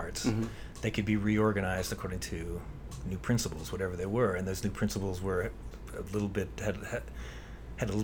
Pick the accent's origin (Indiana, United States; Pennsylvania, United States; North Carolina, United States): Pennsylvania, United States; Pittsburgh; moved away as an adult; also born or lived in Baltimore; the high school I went to in Pittsburgh